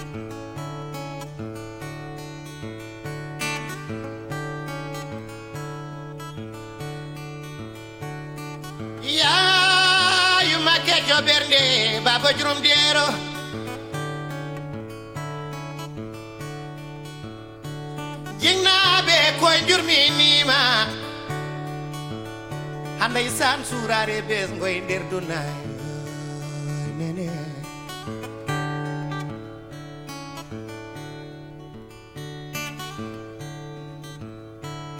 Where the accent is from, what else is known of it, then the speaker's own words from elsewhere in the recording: Podor, Saint-Louis, Senegal; also born or lived in France; at the north of Senegal in my hometown, Podor